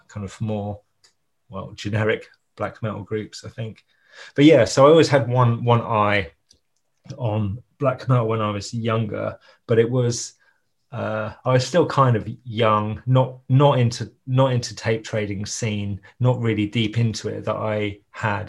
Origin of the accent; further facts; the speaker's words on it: Ipswich, East of England, United Kingdom; I'm from Ipswich, and I was a teenager in the 90s.